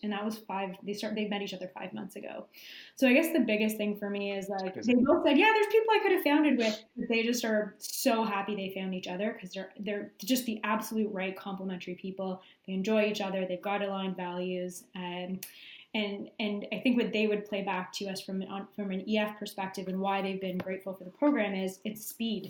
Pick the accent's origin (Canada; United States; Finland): Canada; being Canadian